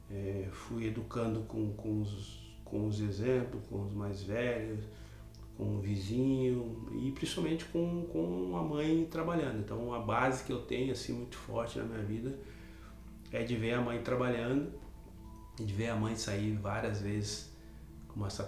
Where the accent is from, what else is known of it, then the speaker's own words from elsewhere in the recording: Porto Alegre, Rio Grande do Sul, Brazil; Eu sou nascido e criado na Restinga, né? … não tem nada de Tinga no nome, mas sou reconhecido pela Restinga